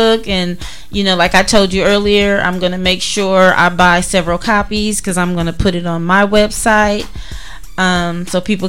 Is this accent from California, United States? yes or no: yes; Duarte, California, United States; moved away as an adult; also born or lived in Monrovia, California; growing up in DeWarty and Monrovia, we were very close-knit